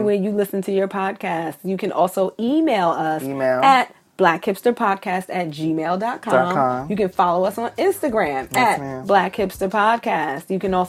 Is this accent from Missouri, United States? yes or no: no; New York City, New York, United States; I grew up in Bed-Stuy.